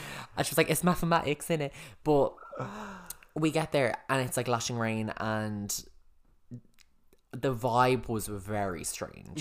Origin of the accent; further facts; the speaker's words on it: Ireland; we just recognised other Irish people straight away